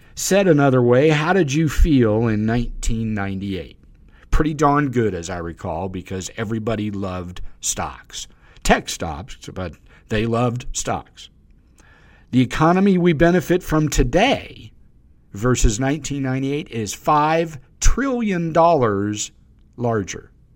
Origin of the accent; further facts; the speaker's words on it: the South, United States; I'm from the South